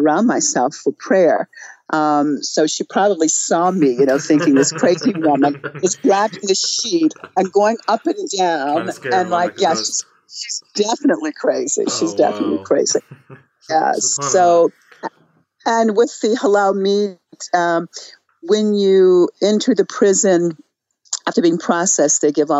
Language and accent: English; United States; moved away as an adult; now in Iran; As an American, as a journalist, and then choosing to live in Iran